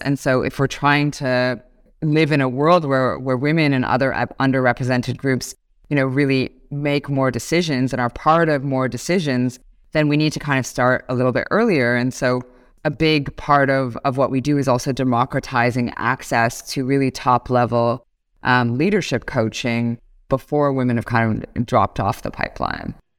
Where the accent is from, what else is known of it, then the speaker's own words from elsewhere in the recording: Toronto, Ontario, Canada; moved away as an adult; now in Singapore; I'm born and raised in Toronto, Canada.